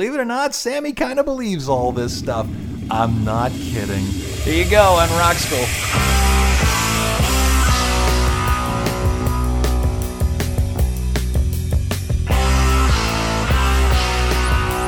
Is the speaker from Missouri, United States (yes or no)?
no; New Orleans, Louisiana, United States; New Orleans